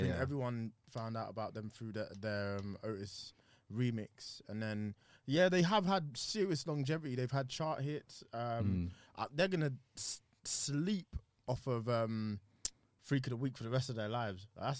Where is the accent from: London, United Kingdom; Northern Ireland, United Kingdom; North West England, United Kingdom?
London, United Kingdom; I'm from Southeast, so you already know we have to show respect.